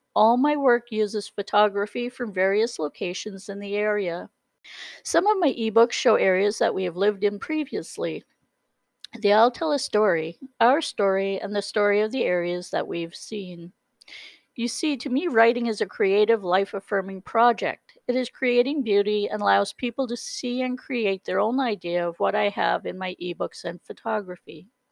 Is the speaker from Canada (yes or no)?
yes; the Maritimes, Canada; moved away as an adult; I've always been a maritimer. I was born in the Maritimes